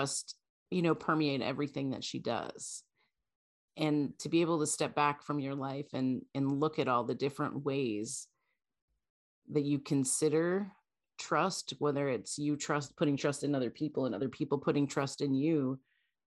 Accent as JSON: {"language": "English", "country": "Canada", "moved": "yes", "lives_now": "United States", "said": "I'm as a Canadian living in the US"}